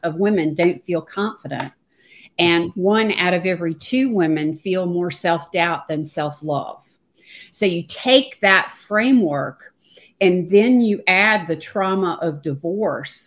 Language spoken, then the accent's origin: English; United States; also born or lived in Charlotte, North Carolina / Virginia; now in Pawleys Island, United States; I live in Pawleys Island, South Carolina, which is on the beach on the Atlantic coast. And I've been here for a couple of years. And before that, I lived 40 years in Charlotte, North Carolina, and spent most of my life in Virginia, North Carolina, if you can tell from the accent